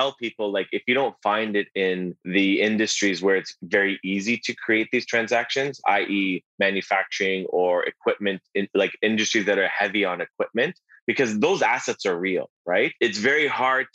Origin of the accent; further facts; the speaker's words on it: Toronto, Ontario, Canada; I was born and raised here in Toronto